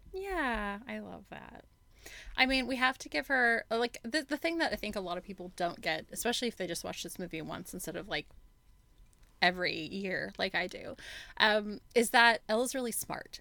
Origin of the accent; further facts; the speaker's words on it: West Coast, United States; now in Australia; I'm from the West Coast, so I love a chat.